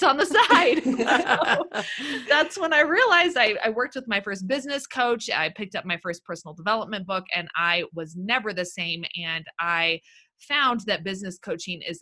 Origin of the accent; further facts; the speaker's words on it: Los Angeles, California, United States; I'm born and raised in Los Angeles, California